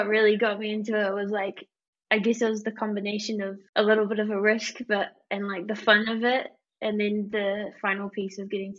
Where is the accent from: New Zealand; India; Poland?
New Zealand; I'm from New Zealand, which is pretty much the bottom of the world